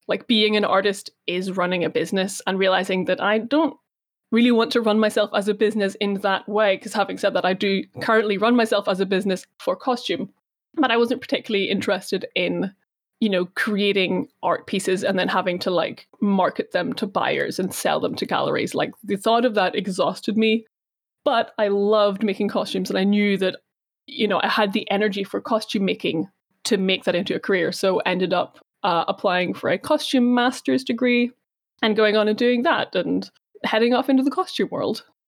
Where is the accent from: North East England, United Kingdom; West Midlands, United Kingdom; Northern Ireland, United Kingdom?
Northern Ireland, United Kingdom; Belfast; I was born here. Uh, I was born here, grew up here